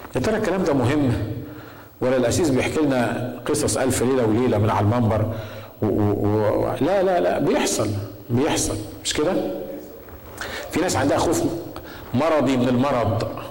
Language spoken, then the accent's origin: Arabic; Egypt; عندنا في مصر